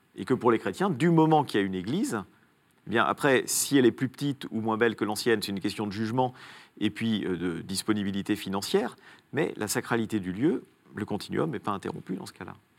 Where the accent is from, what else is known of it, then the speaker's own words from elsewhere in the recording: Italy; moved away; dans mon enfance en Italie